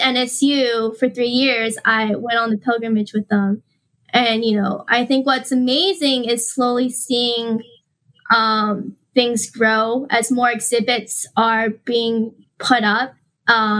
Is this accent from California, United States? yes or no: yes; San Diego, California, United States; I'm from San Diego